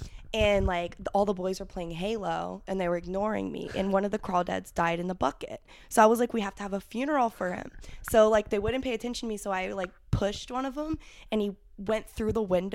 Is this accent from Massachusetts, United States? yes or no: no; Ohio, United States; moved away as an adult; I came from Ohio, and I grew up with nothing.